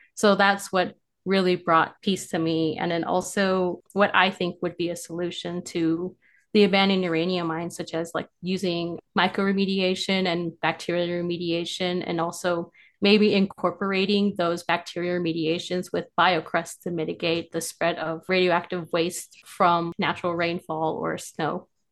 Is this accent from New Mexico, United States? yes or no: yes; Farmington, New Mexico, United States; I am from Farmington, New Mexico